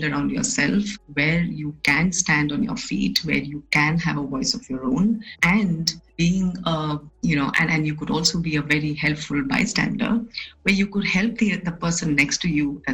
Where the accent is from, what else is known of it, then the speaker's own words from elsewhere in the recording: Assam, India; I was born and brought up in Assam